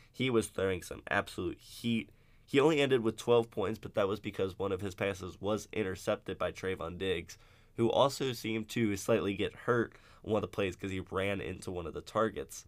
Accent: Cincinnati, Ohio, United States; I'm from Cincinnati

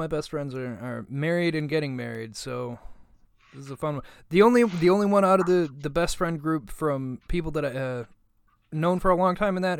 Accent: Buffalo, New York, United States; moved away; I came from Buffalo

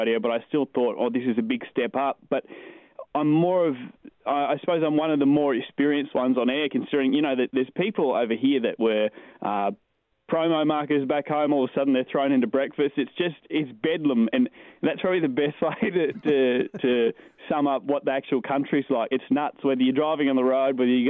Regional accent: Torres Strait, Queensland, Australia; moved away as an adult; also born or lived in Tamworth, New South Wales / Cairns, Queensland; now in Dubai, United Arab Emirates; I'm a country kid. Like, I grew up in the Torres Strait. I was born in Tamworth, though

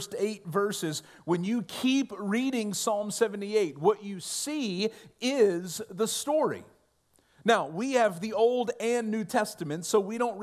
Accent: Ohio, United States; when I was growing up in Ohio

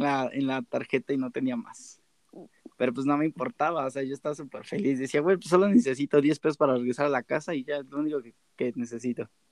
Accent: Mexico City, Mexico; nosotros somos de la Ciudad de México.

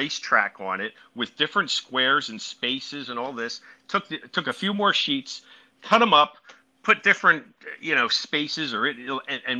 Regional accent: Philadelphia, Pennsylvania, United States; I'm from the Philly area pretty much for the last 400 years

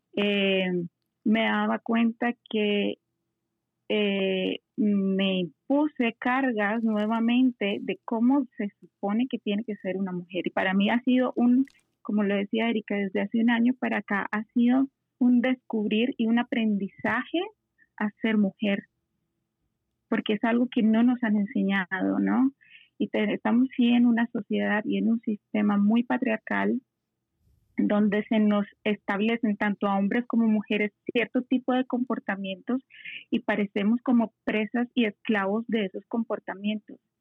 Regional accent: Colombia; yo soy eh, colombiana

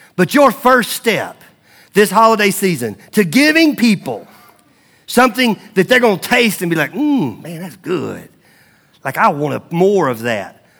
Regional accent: Mount Juliet, Tennessee, United States; moved away; I grew up in Mount Juliet, Tennessee.

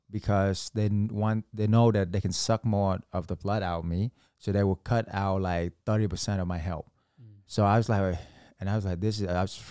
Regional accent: Vietnam; moved away; So I was an immigrant from Vietnam. Uh, we came here, all four of us had to sleep on one mattress.

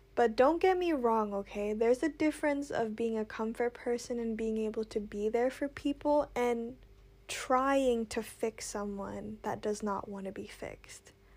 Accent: Indonesia; I grew up in Indonesia

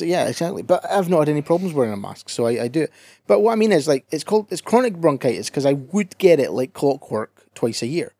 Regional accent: Scotland, United Kingdom

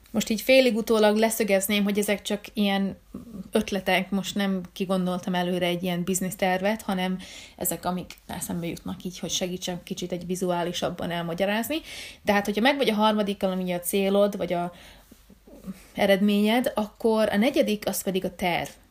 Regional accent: Hungary; én magyar vagyok

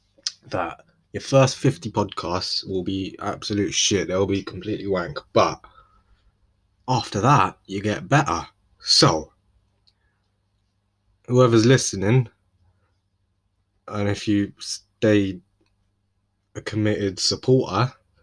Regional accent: London, United Kingdom; moved away; I'm from London. Not anymore, though. No, but I am technically. I just don't live there anymore

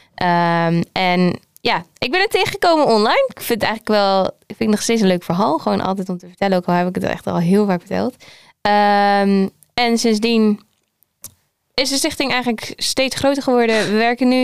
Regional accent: Groningen, Netherlands; voor de rest kom ik uit Groningen

